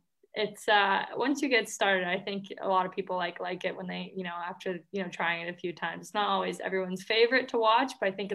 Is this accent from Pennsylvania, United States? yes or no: no; Boston, Massachusetts, United States; So I'm actually from Boston